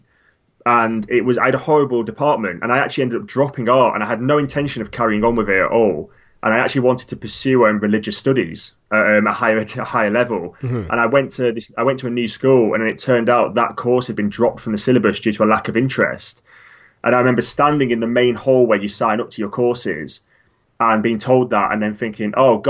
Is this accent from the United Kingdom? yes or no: yes; Lake District, North West England, United Kingdom; now in London, United Kingdom; Growing up in the Lake District